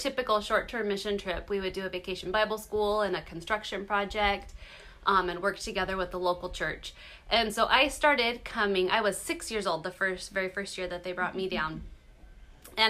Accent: California, United States; I grew up in California in this little teeny tiny town

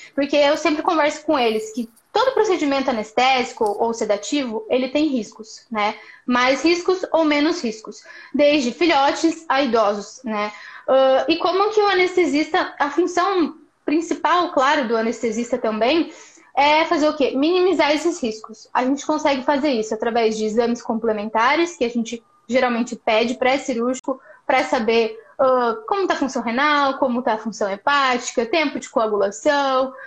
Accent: Paraná, Brazil; moved away as an adult; also born or lived in Maringá, Brazil; now in Porto Alegre, Brazil; Sou paranaense

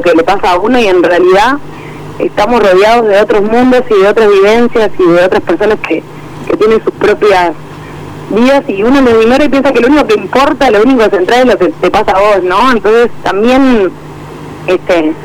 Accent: Montevideo, Uruguay; uno como montevideano

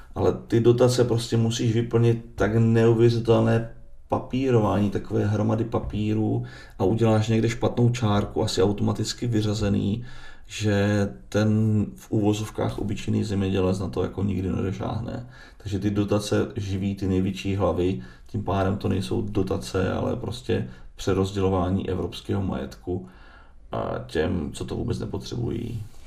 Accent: Moravia, Czechia; já jsem lihovarník z Moravy

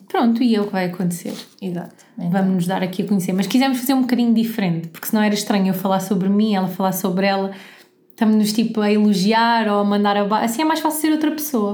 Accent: Algarve, Portugal; accent: Algarve; now in Lisbon, Portugal; E eu sou algarvia, mas com uma costela alentejana

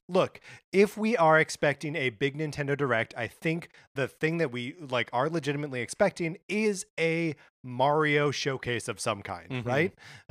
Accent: Kenosha, Wisconsin, United States; I grew up in Kenosha, Wisconsin, where all of the worst things in the world are happening right now.

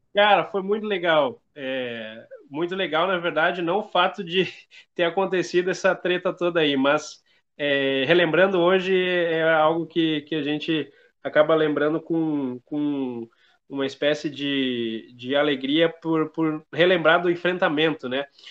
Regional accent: Feliz, Rio Grande do Sul, Brazil; eu sou do Rio Grande do Sul, sou da região do Vale do Caí, É, da cidade de Feliz

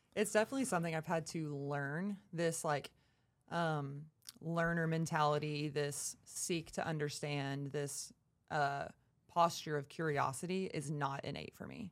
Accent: Texarkana, United States; from Texarkana, been at B P R now for over four and a half years

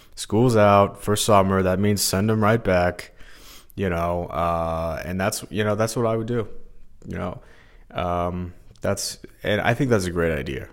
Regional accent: Missouri, United States; I'm from Missouri, I feel like some days I'm like uh, not treated like I'm from here. I don't know what it is. I get in-state tuition. Uh, you know, I'm born and raised here, went to high school here

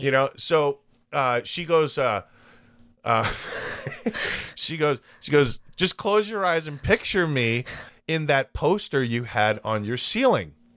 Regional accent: United States; I was born here

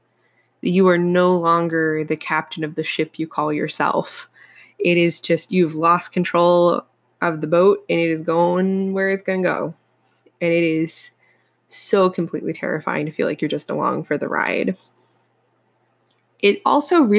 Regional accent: Appalachia, United States; I'm from Appalachia originally

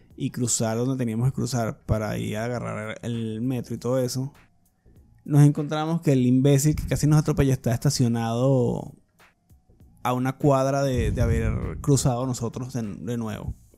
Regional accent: Venezuela; moved away; como venezolano

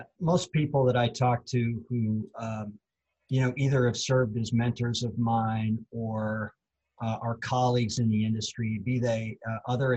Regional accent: North Dakota, United States; moved away as an adult; I grew up in North Dakota, and my dad was a high school athletics director.

